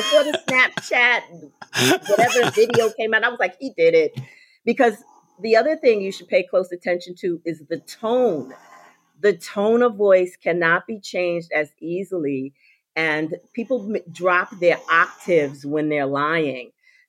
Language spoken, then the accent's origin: English; New York, United States; And I live in Florida. Not always. I'm a New Yorker people. I'm just a transplanted Floridian now.